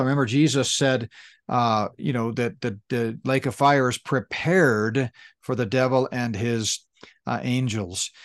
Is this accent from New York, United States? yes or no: no; Danbury, Connecticut, United States; moved away; also born or lived in New Fairfield, Connecticut; And I grew up in Danbury, Connecticut. We, a, almost all of my grade school years were in, uh, Danbury and New Fairfield, Connecticut.